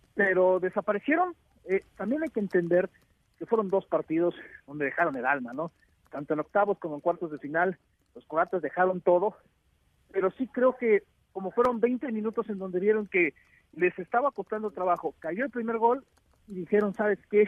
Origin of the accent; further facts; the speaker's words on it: Mexico; yo soy su primo mexicano